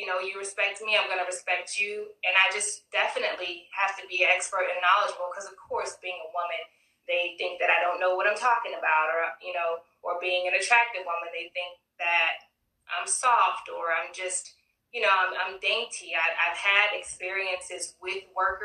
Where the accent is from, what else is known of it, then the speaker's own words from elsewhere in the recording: Nacogdoches, Texas, United States; now in Houston, United States; I grew up in Nacogdoches, Texas